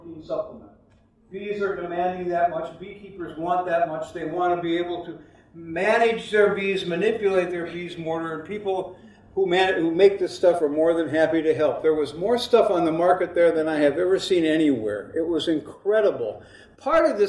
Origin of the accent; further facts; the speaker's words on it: United States; I was from America.